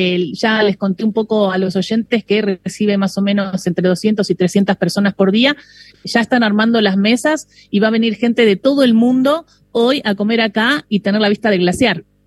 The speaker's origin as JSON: {"language": "Spanish", "area": "near Río Gallegos", "region": "Santa Cruz", "country": "Argentina", "tie": "born or raised there", "moved": "yes", "said": "yo me crié cerca en Río eh, Gallegos"}